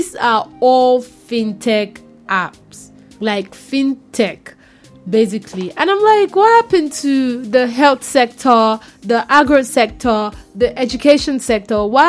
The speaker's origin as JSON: {"language": "English", "country": "Nigeria", "said": "I'm Nigerian"}